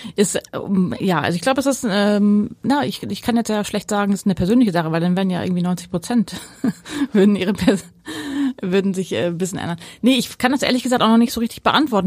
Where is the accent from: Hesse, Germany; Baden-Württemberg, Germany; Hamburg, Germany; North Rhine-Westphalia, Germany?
North Rhine-Westphalia, Germany; Ruhr area; moved away as an adult; now in Pellworm, Germany; mit meiner Kindheit im Ruhrgebiet